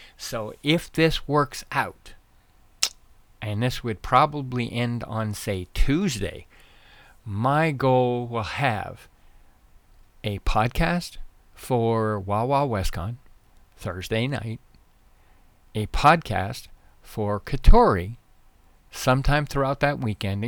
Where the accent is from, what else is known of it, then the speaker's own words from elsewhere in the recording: Nova Scotia, Canada; now in Arizona, United States; I was raised in Nova Scotia, Canada